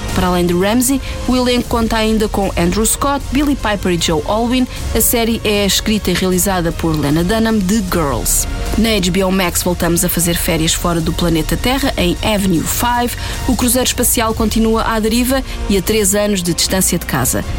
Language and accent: Portuguese; Portugal; nossa herança enquanto portugueses colonizadores e colonizados